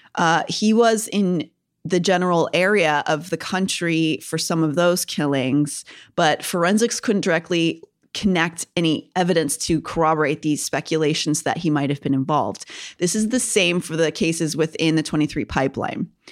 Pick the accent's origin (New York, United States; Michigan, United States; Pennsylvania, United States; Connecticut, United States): Pennsylvania, United States; Kennywood; my hometown has one called Kennywood